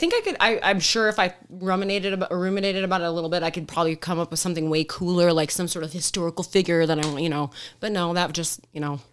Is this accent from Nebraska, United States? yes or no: no; Detroit, Michigan, United States; now in Arizona, United States; growing up in Metro Detroit